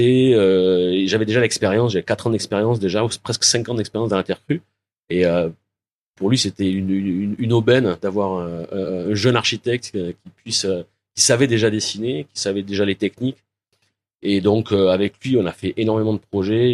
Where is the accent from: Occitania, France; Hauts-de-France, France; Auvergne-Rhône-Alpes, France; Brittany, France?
Occitania, France; Lauragais, Toulouse; moved away as an adult; also born or lived in Portugal / Morocco / Cambodia; now in Vietnam; je suis originaire de Toulouse, euh, du Lauragais exactement, ça j'y tiens. Mes origines sont dans le Lauragais